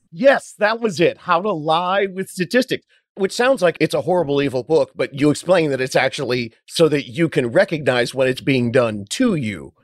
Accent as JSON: {"language": "English", "area": "Orange County", "region": "California", "country": "United States", "also_born_or_lived": "Hollywood, California", "said": "When I moved home from Hollywood back down to my beach town in Orange County, California"}